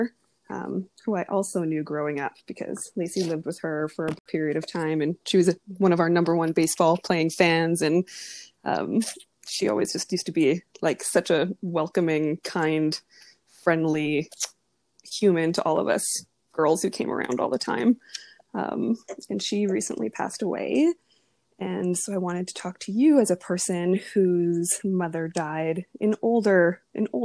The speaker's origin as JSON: {"language": "English", "region": "Alberta", "country": "Canada", "tie": "born or raised there", "said": "I grew up in Alberta"}